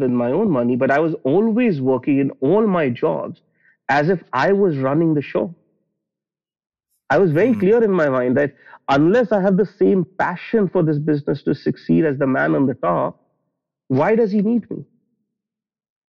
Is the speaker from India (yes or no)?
yes; Delhi, India; I grew up in Delhi in India, which is the capital of the country